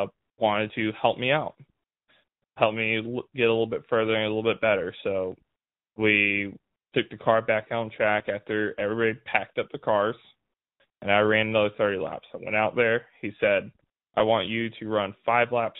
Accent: California, United States; I was from California

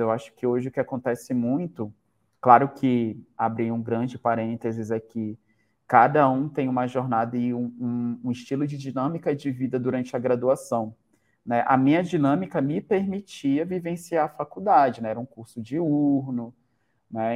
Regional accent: Manaus, Amazonas, Brazil; moved away as an adult; now in Campo Grande, Brazil; Eu sou Manauara

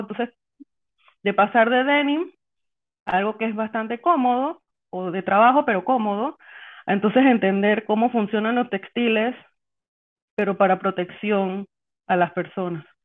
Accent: Panama; soy panameña

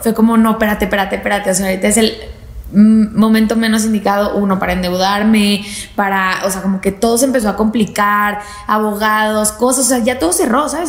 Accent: Torreón, Coahuila, Mexico; estaba en mi casa en Torreón, soy de Torreón

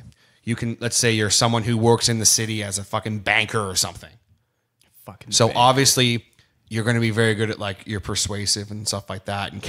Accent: Australia; It's okay. I'm from Australia, mate. Don't worry about it. I don't even know our prime minister.

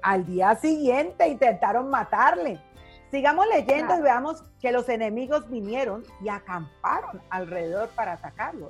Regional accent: Cali, Valle del Cauca, Colombia; moved away as an adult; now in Mexico; En mi tierra Cali temblaba mucho desde chiquita fuerte

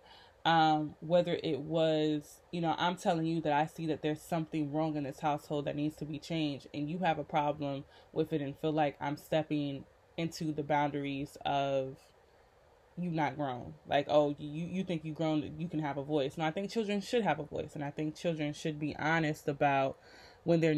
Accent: Rochester, New York, United States; moved away; it is hard for me to feel comfortable in my hometown of Rochester

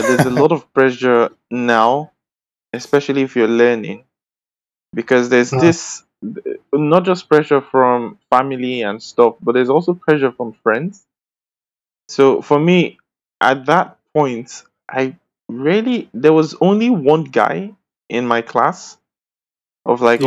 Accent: Edo, Nigeria; I'm from Edo State. I'm a Bini boy

